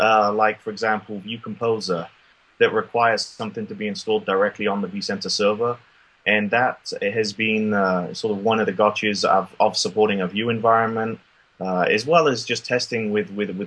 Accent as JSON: {"language": "English", "country": "United Kingdom", "moved": "yes", "lives_now": "Austin, United States", "said": "I'm originally from the motherland like you with the UK"}